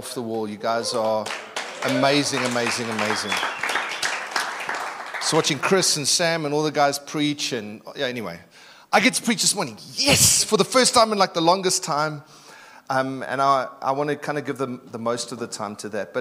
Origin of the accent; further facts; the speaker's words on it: Durban, KwaZulu-Natal, South Africa; moved away; I'm from Durban, so we talk a little bit differently